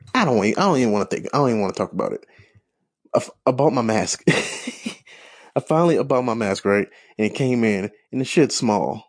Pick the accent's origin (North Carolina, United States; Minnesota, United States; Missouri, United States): Missouri, United States; St. Louis; I grew up in Saint Louis